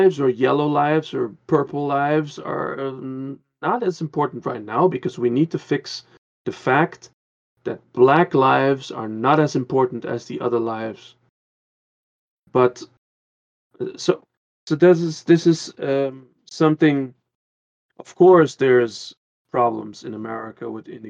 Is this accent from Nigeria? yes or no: no; Curaçao; also born or lived in Netherlands; now in Germany; I came from the Netherlands. I was like 4 and a half and we moved to Curacao.